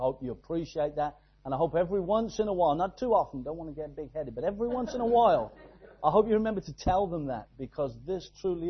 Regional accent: Exeter, South West England, United Kingdom; we are from Exeter, down in the southwest of England, right down there in God's country, tucked away

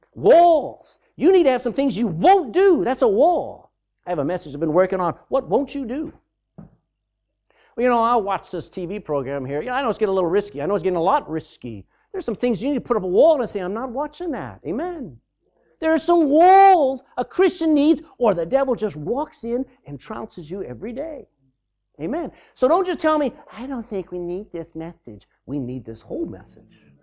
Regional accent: Austin, Texas, United States; I was born in Austin, Texas

